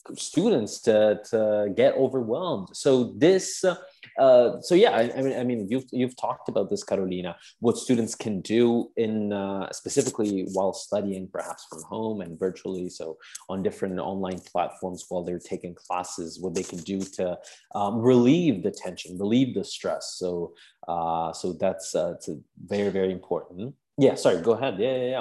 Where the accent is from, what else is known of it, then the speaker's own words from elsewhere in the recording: Palermo, Sicily, Italy; I'm from Palermo